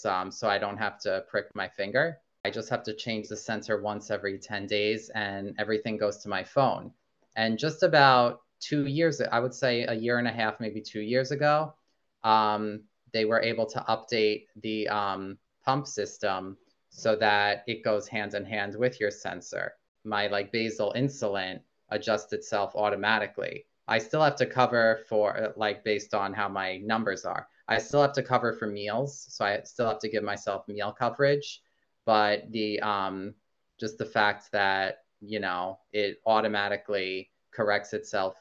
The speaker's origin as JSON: {"language": "English", "town": "New Hyde Park", "region": "New York", "country": "United States", "tie": "born or raised there", "lives_now": "Roslyn, United States", "said": "I was born and raised in New Hyde Park, which is very close to Roslyn. So I've lived in like the Nassau County area my whole life"}